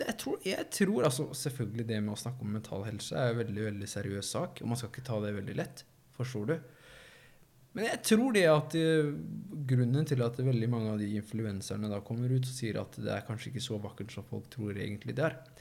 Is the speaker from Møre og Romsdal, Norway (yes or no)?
no; Risør, Agder, Norway; jeg kjente jo alle sammen i Risør